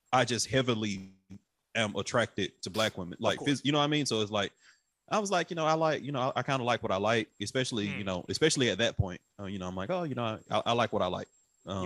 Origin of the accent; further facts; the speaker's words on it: Atlanta, Georgia, United States; I'm from Southeast